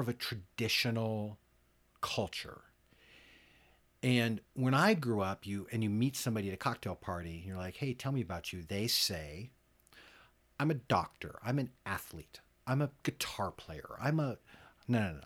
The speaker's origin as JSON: {"language": "English", "country": "United States", "said": "as an American, as a, you know, middle class American"}